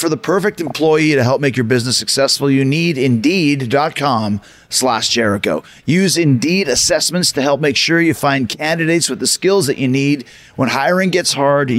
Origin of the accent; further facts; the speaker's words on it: Canada; growing up in Canada